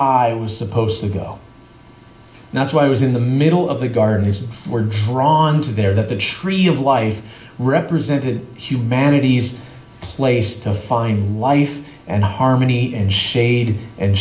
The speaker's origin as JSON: {"language": "English", "country": "Canada", "tie": "born or raised there", "moved": "yes", "lives_now": "San Diego, United States", "said": "I grew up in Canada"}